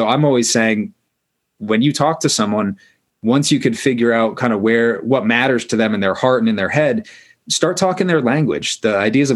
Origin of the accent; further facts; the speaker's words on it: Maine, United States; I grew up in Maine